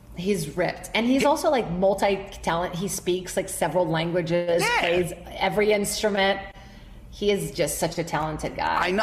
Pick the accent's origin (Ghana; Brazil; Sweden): Brazil; now in United States; Born and raised in Brazil